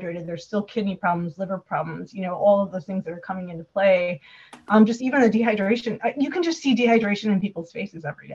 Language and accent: English; Wisconsin, United States; I'm from Wisconsin